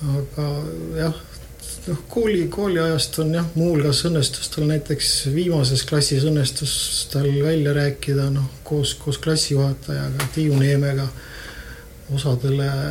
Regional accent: Tallinn, Harju County, Estonia; also born or lived in Tartu; mina olen Tallinnast

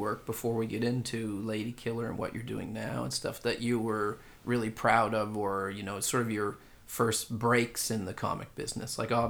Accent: Canada; moved away as an adult; now in Stockholm, Sweden; I can relate as a Canadian

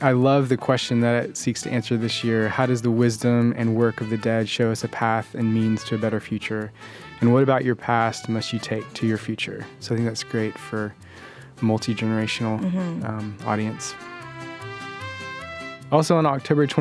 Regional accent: Alabama, United States; now in San Francisco Bay Area, United States; I grew up in Alabama

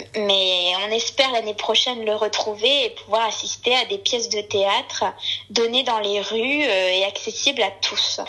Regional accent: the Northeast, northeast France, France; moved away as an adult; now in Versailles, France; je viens du Nord-Est

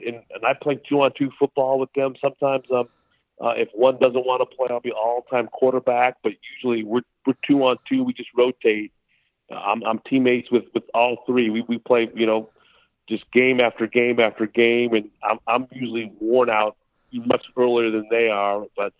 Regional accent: Southern California, United States; I'm growing up in Southern California.

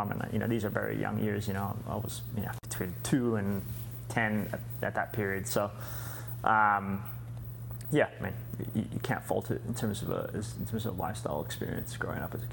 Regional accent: California, United States; also born or lived in Argentina; I was born in California raised between California and Argentina, and I think you know my early exposure was really growing up partly on the farm over over a period of years.

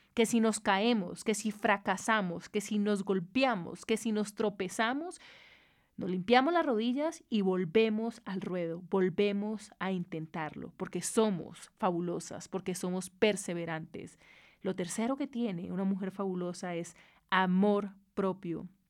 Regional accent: Cali, Valle del Cauca, Colombia; Yo soy caleña, soy bayuna, y soy orgullosa de ser caleña

